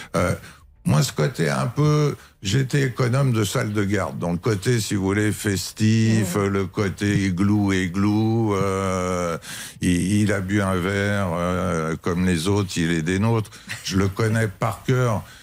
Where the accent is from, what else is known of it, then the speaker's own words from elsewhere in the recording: France; tout en étant français